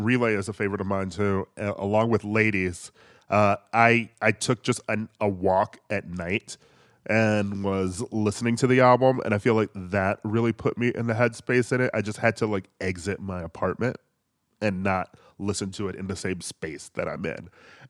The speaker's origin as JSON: {"language": "English", "region": "Midwest", "country": "United States", "tie": "born or raised there", "said": "just sort of like a black kid growing up in the Midwest who mainly listened to like a lot of hip hop and R&B"}